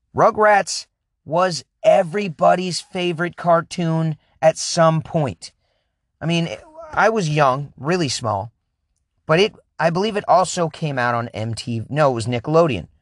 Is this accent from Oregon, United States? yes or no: yes; Oregon, United States; I grew up in Oregon